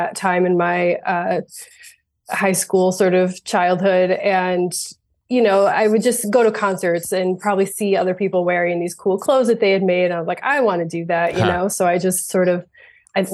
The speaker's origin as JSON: {"language": "English", "region": "Finger Lakes region of New York", "country": "United States", "tie": "born or raised there", "also_born_or_lived": "Vermont", "said": "we had a lot of waterfalls around the area where I grew up in the Finger Lakes region of New York."}